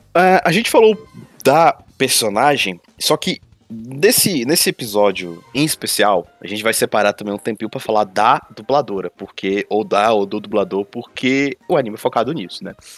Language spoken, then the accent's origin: Portuguese; Brazil; como brasileiro